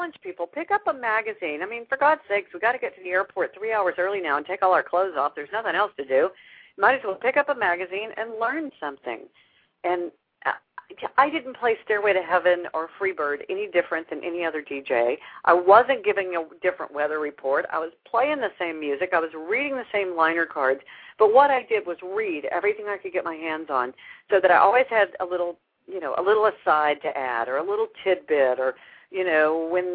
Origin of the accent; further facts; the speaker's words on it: Houston, Texas, United States; This is my hometown.